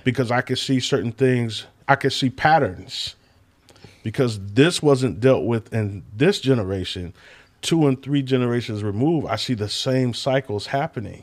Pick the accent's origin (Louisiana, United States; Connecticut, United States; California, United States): California, United States; Sacramento; moved away as an adult; also born or lived in Bay Area, California; now in Michigan, United States; California. Sacramento, California